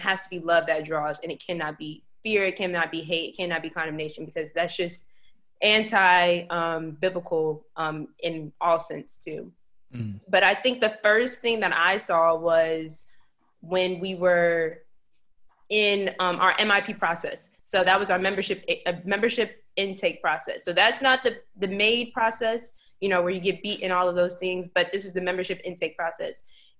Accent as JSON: {"language": "English", "town": "Alexandria", "region": "Virginia", "country": "United States", "said": "When I first got to VCU from Alexandria, I'm from Alexandria. And so when I got here from Alexandria, I had like maybe 3 people that I knew on campus."}